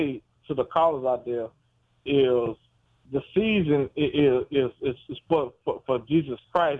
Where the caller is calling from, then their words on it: Alexandria, Louisiana, United States; I'm calling from Alexandria, Louisiana.